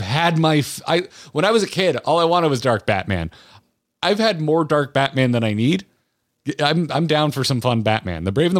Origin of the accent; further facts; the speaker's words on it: Florida, United States; I grew up in Florida, dude. I lived on a river.